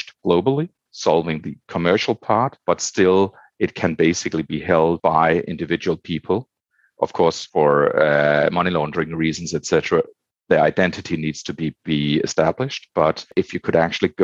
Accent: Denmark; moved away; I'm originally from Denmark

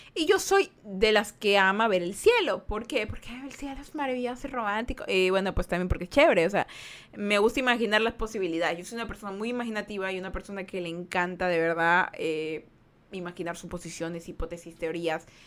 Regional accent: Guayaquil, Guayas, Ecuador; now in United States; Yo soy el sur de Guayaquil

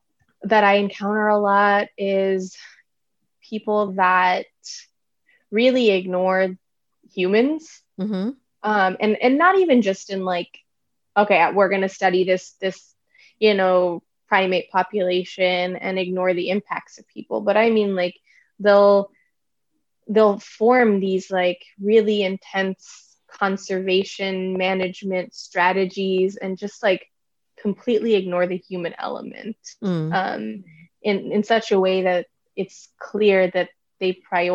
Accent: India; because I am Indian, I can't study India in the way that they feel that one should be able to study India.

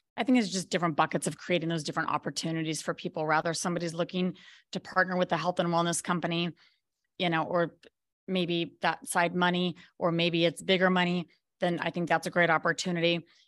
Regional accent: Colorado, United States; moved away as an adult; also born or lived in Maui, Hawaii; now in Belize; I was actually from Colorado, and I moved to Maui, Hawaii with my fourteen-year-old son

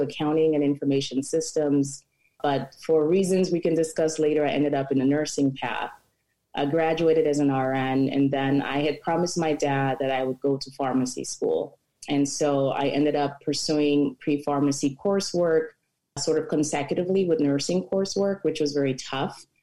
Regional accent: Cameroon; moved away as an adult; now in United States; I am also from Cameroon, been in the US as well about 18 years.

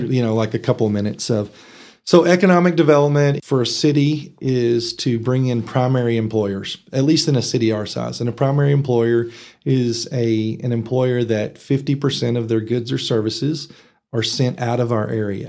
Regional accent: Texas Panhandle, United States; born or raised there; also born or lived in Arkansas

